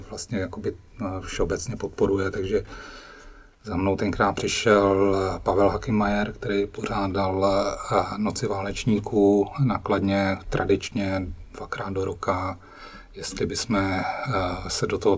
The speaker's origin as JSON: {"language": "Czech", "country": "Cuba", "tie": "born or raised there", "said": "To bylo daný tím, že jsem vyrůstal na Kubě a tam, tam eh, nebylo kromě Majora Zemana"}